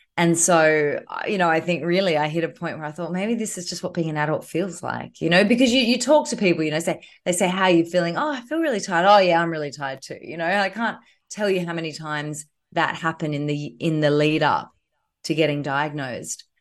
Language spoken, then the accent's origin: English; Queensland, Australia; now in Sydney, Australia; I'm a Queenslander